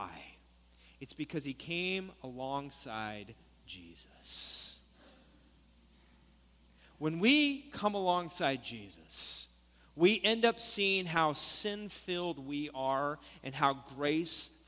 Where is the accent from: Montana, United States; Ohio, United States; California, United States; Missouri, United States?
California, United States; Stockton; We said, Stockton.